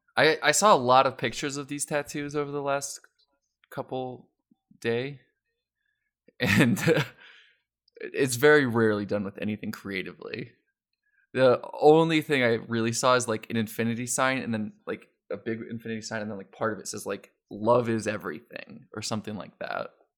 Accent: Colorado, United States; I'm from Colorado

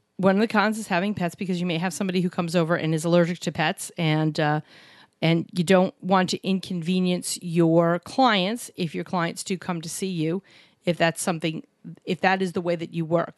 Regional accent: New York City, New York, United States; where we grew up in New York City, a lot of doctors

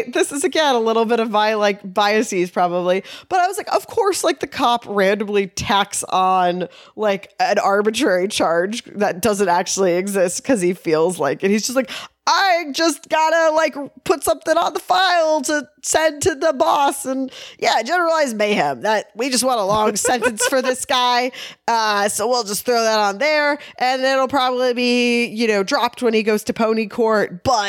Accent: Texas, United States; moved away

